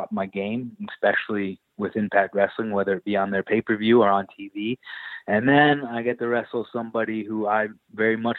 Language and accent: English; Canada; growing up in Canada, we only got WWF